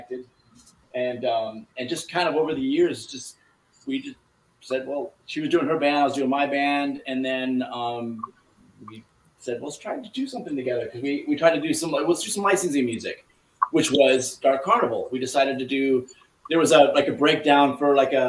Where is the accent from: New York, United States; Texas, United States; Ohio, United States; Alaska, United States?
Ohio, United States; Akron; moved away; I'm originally from Ohio, so I was born in outside of Akron. I was actually born in Akron